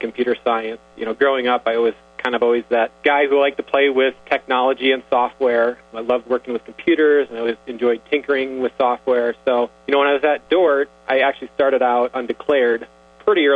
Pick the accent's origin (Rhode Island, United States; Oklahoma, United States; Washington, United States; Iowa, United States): Iowa, United States; Sioux Center; I grew up in Sioux Center